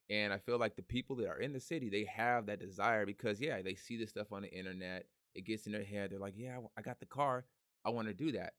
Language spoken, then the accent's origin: English; Hercules, California, United States; also born or lived in San Francisco; I was born in San Francisco, raised in Hercules